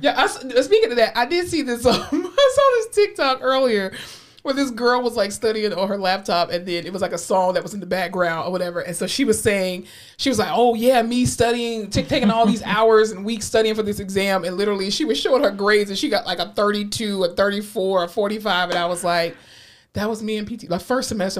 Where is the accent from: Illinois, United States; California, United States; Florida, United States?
Florida, United States; I'm from Florida